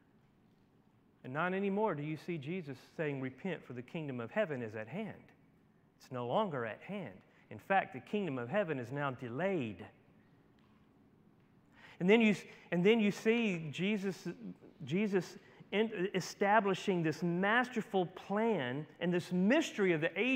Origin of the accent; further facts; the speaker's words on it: Dry Creek, Louisiana, United States; moved away; I'm from Dry Creek.